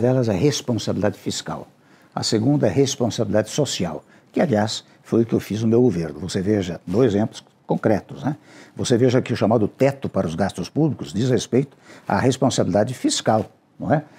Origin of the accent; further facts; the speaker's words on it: Brazil; o meu desejo ainda como brasileiro